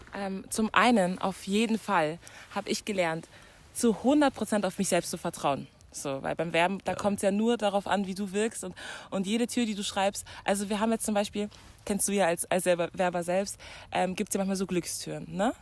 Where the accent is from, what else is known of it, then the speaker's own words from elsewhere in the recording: Munich, Bavaria, Germany; ich bin eigentlich aus München